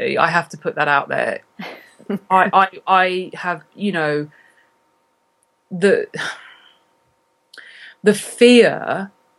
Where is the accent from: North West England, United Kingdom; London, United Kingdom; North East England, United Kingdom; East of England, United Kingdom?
East of England, United Kingdom; Cambridge; moved away; my hometown, which is Cambridge in England